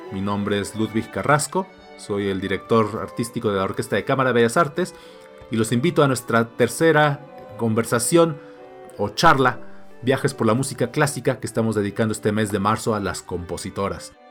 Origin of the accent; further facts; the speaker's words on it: Mexico; Creo que como mexicanos tenemos esa responsabilidad también de recuperar y darle difusión a nuestras compositoras